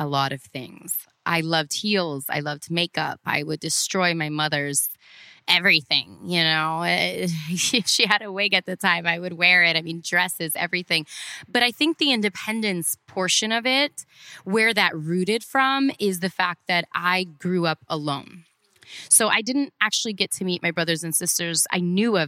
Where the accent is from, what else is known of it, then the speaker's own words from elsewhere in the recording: Cleveland, Ohio, United States; moved away as an adult; also born or lived in Orlando; now in Miami, United States; growing up in Cleveland